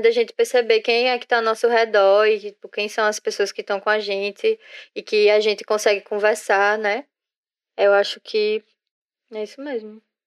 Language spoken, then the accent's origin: Portuguese; Northeast Region, Brazil; todo mundo aqui é nordestino